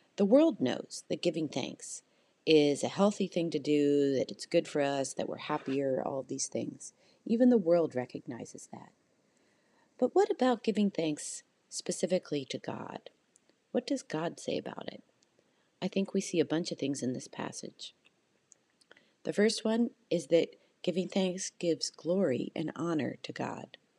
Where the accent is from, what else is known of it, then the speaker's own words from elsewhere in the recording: Canada; I'm Canadian and, you know, in Canada, it's just not as uh, a, a big of a holiday